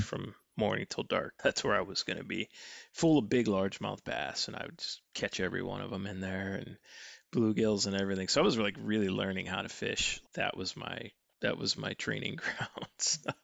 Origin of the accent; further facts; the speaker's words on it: Hamburg, New York, United States; I grew up outside of Buffalo